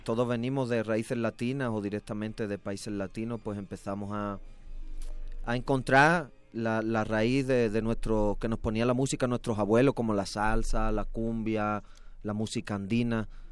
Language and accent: Spanish; Andalusia, Spain; moved away as an adult; also born or lived in Madrid, Spain; now in Mexico; Yo nací, nací en el sur, en Andalucía, ah, en el sur de España, y luego con 18, 20 años me fui a vivir a Madrid